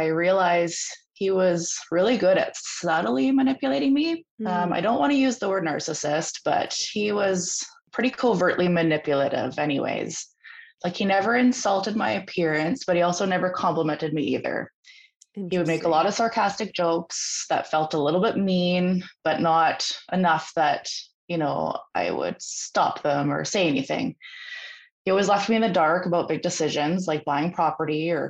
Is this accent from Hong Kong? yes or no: no; Vancouver Island, British Columbia, Canada; I'm from British Columbia up in Canada